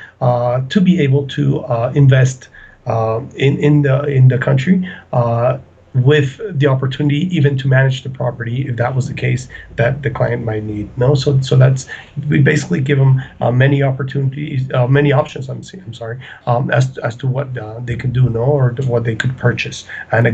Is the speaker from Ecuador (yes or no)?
yes; Ecuador; also born or lived in Colombia; I'm from Ecuador, originally born in Ecuador, but my family is Colombian